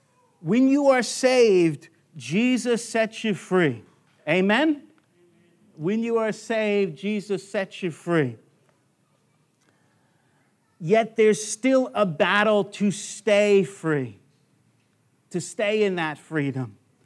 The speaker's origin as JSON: {"language": "English", "town": "Long Island", "region": "New York", "country": "United States", "tie": "born or raised there", "said": "I know growing up in Long Island, New York, I thought the yoke was an egg yolk. I was very distant from the farms."}